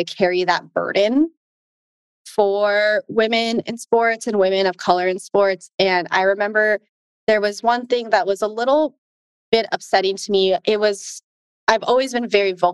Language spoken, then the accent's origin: English; United States; I'm Asian American